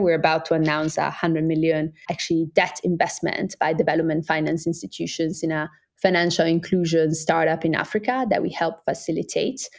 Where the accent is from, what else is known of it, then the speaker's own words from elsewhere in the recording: Italian part of Switzerland, Ticino, Switzerland; moved away as an adult; also born or lived in Oxford; I'm Swiss Brazilian. I grew up in the Italian part of Switzerland.